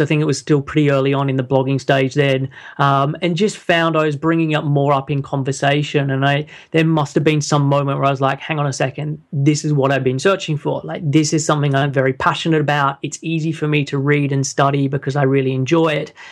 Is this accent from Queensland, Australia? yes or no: no; Sydney, New South Wales, Australia; moved away as an adult; now in London, United Kingdom; I'm originally from Sydney, and I moved over to the U K, uh, when I was in twenty-one